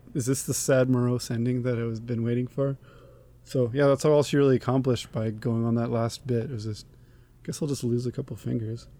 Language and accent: English; Canada; I'm a Canadian